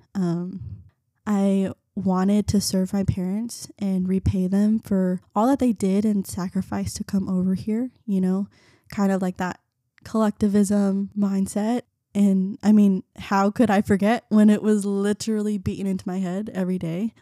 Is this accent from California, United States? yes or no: no; Garland, Texas, United States; first language Vietnamese; English is a second language; also born or lived in North Carolina / Keller, Texas; I grew up in Garland.